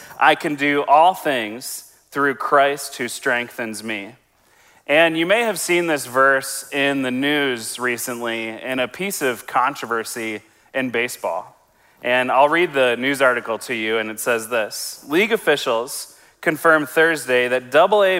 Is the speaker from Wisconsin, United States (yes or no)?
yes; Wisconsin, United States; I was in a Bible program growing up in Wisconsin